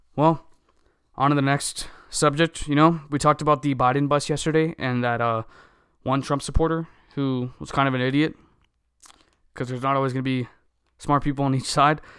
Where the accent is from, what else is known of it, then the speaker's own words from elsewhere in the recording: United States; we are American